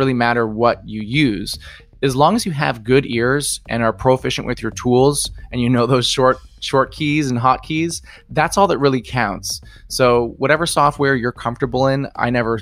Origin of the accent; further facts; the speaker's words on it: Halifax, Nova Scotia, Canada; I'm from Halifax, Nova Scotia, Canada.